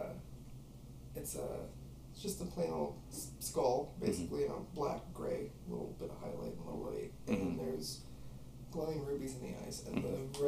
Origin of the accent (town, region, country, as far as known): Witt, Illinois, United States; born or raised there